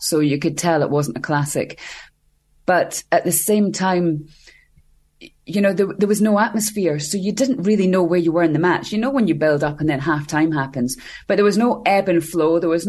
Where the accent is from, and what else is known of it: Scotland, United Kingdom